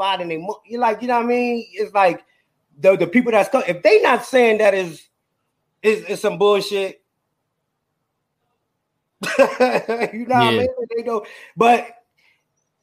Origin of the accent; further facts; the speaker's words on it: New York City, New York, United States; now in Houston, United States; I'm originally from Brooklyn